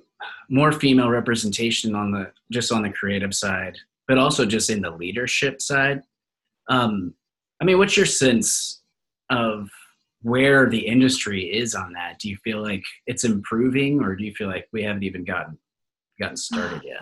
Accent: Kansas, United States; moved away as an adult; also born or lived in Colorado; I'm from Kansas, so I just moved one state over

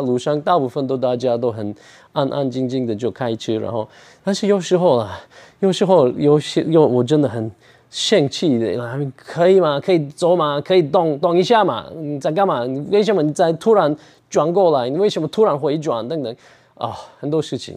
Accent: Ankara, Turkey; Chinese is a second language; moved away as an adult; now in Taichung, Taiwan; 我的老家，我的家乡，那个安卡拉，土耳其的秀度，那边也会冷，会热

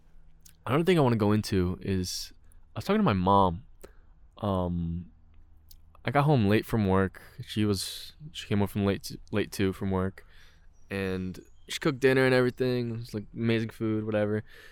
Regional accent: New Jersey, United States; I'm from Jersey.

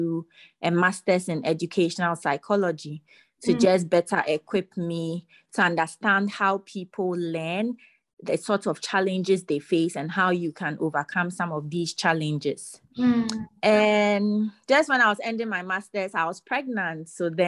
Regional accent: Ghana; moved away as an adult; also born or lived in Nigeria; I am from Ghana.

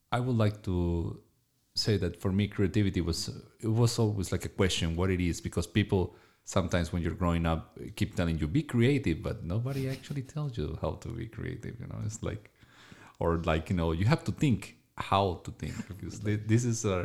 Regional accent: Colombia; I am from Colombia.

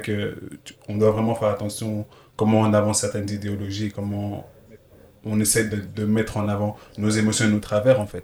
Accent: Belgium; j'ai grandi en Belgique

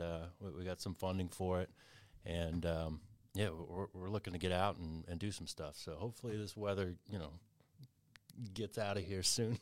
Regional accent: Kentucky, United States; moved away; I grew up in Kentucky

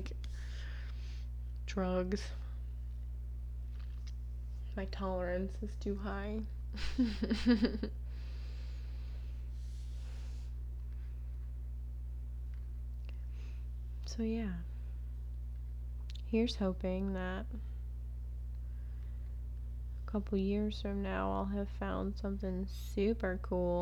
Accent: the Florida Keys, United States; moved away; not living in the Keys, growing up in the Keys

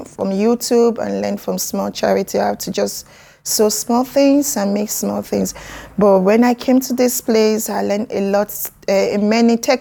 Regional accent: Nigeria; moved away as an adult; now in United Kingdom; I'm from Nigeria. I've been in UK for 8 years now.

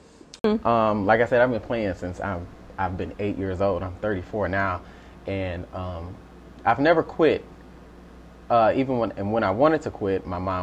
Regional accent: Romulus, Michigan, United States; also born or lived in Westland, Michigan; I grew up in Romulus. Yep, born in Westland, raised in Romulus.

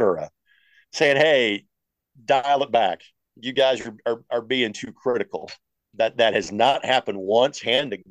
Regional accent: Lanesville, Indiana, United States; my alma mater, my hometown. So Lanesville, for those who don't know, Southern Indiana native, Lanesville High School, class of 1994

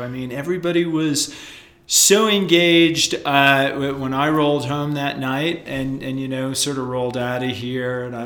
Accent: East Coast, United States; moved away; I grew up on the East Coast as a surfer and as a skier

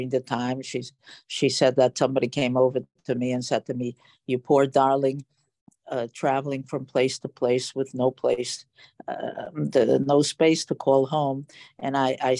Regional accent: Romania; now in Milwaukee, United States; I was born in Romania during the war

